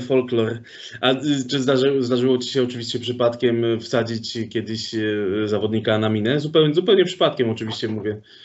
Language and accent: Polish; Sosnowiec, Silesian Voivodeship, Poland; ja pochodzę z Sosnowca